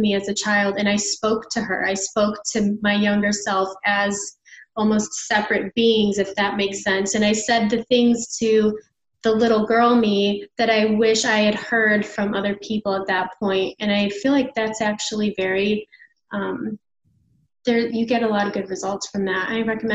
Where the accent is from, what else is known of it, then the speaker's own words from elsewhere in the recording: Chicago, Illinois, United States; moved away as an adult; now in Nashville, United States; I'm from Chicago and I just moved to Nashville this year